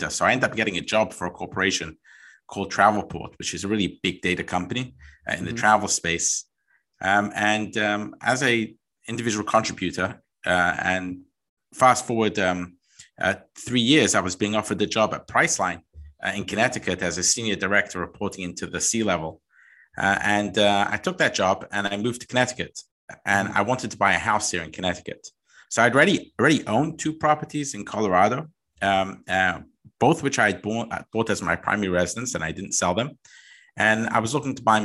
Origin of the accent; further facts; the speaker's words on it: London, United Kingdom; I am originally from England. So that's where I was born, 1978